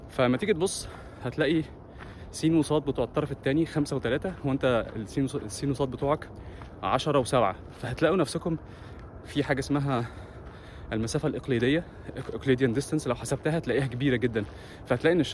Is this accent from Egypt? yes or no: yes; Egypt; احنا اتربينا انا اتربيت في مصر انا هتكلم عن نفسي مش هتكلم عن حد اتربيت في مصر ان انا بسمع كلام ابويا وامي والاستاذ